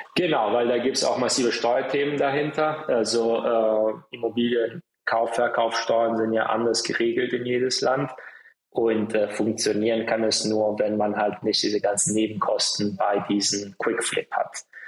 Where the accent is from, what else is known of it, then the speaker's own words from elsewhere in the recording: Italy; moved away; ich bin auch in Italien aufgewachsen